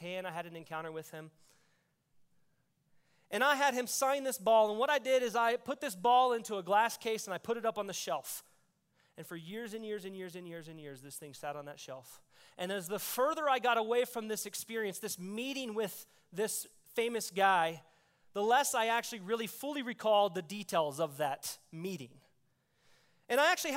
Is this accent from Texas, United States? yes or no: yes; Texas, United States; I grew up in Texas